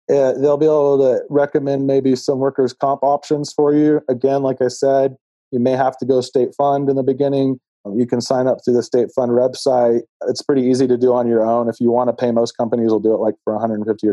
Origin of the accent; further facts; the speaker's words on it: Texas, United States; also born or lived in Los Angeles, California; now in Colorado, United States; I'm from Texas originally.